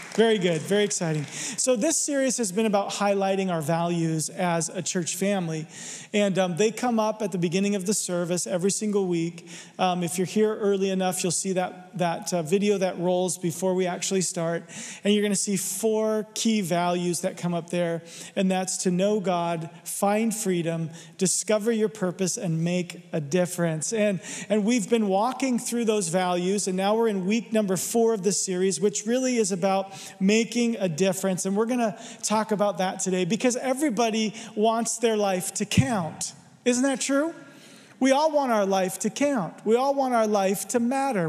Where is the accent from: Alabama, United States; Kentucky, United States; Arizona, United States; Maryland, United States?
Arizona, United States; I'm from Arizona, there's no water there. We don't do water. I didn't learn to swim till I was 12, seriously.